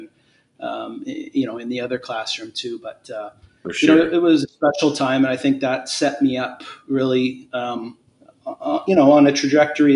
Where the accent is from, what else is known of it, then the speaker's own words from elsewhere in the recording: Hamilton, Ontario, Canada; I grew up in Stony Creek, which is like a smaller town, part of Hamilton